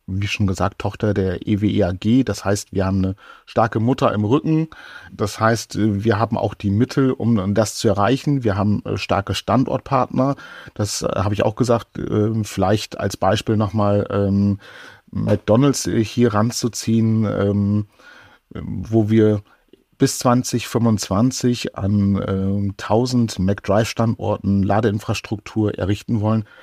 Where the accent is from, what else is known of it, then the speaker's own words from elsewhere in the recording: Oldenburg, Lower Saxony, Germany; ich komme ja aus Oldenburg und äh, wenn ich von Oldenburg nach Hamburg fahre